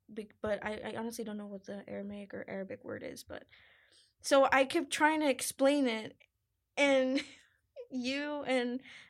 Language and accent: English; Roma, Texas, United States; I am from Roma, Texas, which is like about maybe an hour or so away from like Laredo, Zapata, or like McAllen.